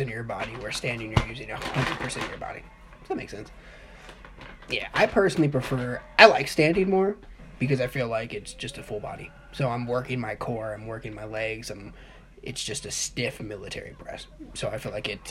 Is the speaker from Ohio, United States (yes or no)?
yes; Dayton, Ohio, United States; now in Illinois, United States; I'm from Dayton, Ohio.